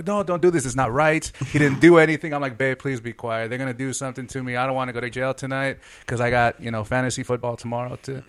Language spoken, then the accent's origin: English; Los Angeles, California, United States; We grew up in Rampart area around the same time